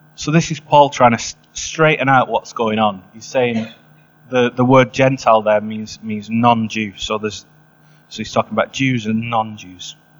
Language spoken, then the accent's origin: English; England, United Kingdom; I'm from England